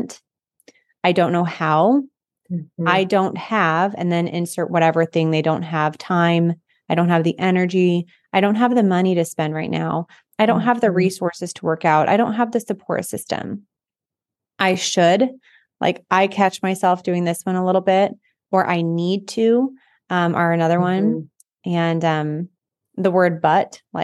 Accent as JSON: {"language": "English", "town": "North Platte", "region": "Nebraska", "country": "United States", "tie": "born or raised there", "said": "I grew up in North Platte, Nebraska, so it's a mm-hmm. big railroad town."}